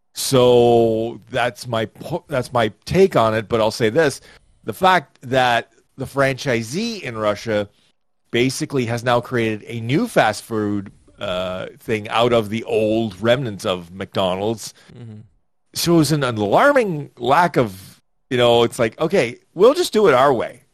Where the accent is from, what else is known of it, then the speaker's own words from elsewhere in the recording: Toronto, Ontario, Canada; I'm from Toronto